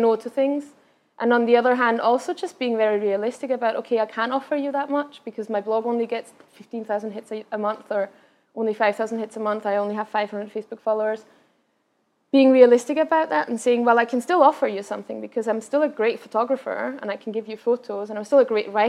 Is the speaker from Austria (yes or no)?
yes; Vienna, Austria; first language Austrian German; English is a second language; also born or lived in Berlin; I'm from Vienna originally, so my mother tongue is Austrian German, which is much, very, very different from standard German in Germany.